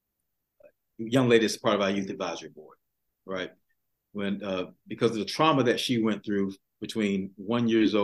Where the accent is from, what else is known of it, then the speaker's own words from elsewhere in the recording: Augusta, Georgia, United States; I was born right here in Augusta, Georgia, South Augusta